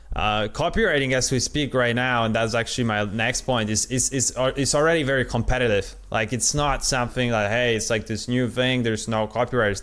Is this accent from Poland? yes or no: yes; Poland; first language Polish; English is a second language; I'm Polish, I'm not uh, at all native speaker. Uh, my original uh, language is Polish